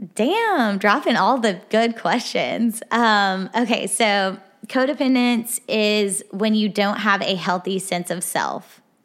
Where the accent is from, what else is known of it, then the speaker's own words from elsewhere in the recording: Arkansas, United States; moved away as an adult; now in Nashville, United States; I am from Arkansas. I moved here to Nashville about a year and a half ago